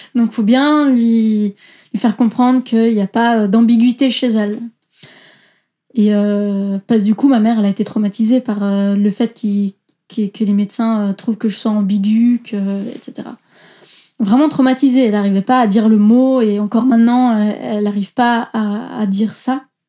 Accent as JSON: {"language": "French", "country": "Switzerland", "tie": "born or raised there", "said": "Je suis d'origine italienne, euh, mes parents viennent de Naples, mais je suis née et j'ai grandi en Suisse."}